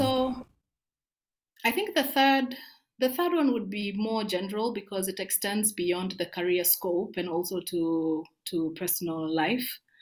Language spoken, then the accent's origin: English; Kericho, Kericho County, Kenya; moved away as an adult; now in Nairobi, Kenya; I grew up in Kericho